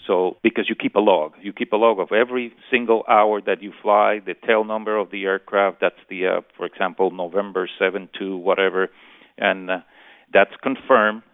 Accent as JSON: {"language": "English", "country": "Puerto Rico", "tie": "born or raised there", "said": "born and raised in Puerto Rico"}